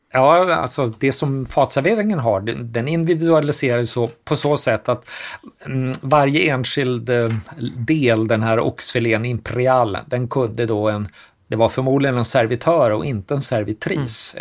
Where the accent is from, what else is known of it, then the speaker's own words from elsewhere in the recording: Sweden; som svenskar